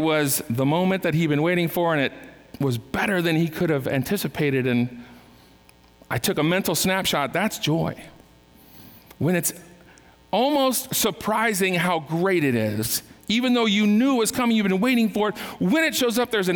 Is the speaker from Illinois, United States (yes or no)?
no; California, United States; I was born in California